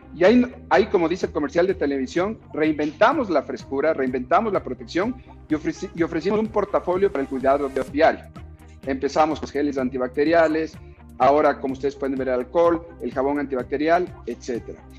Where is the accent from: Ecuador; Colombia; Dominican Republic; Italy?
Ecuador; como ecuatorianos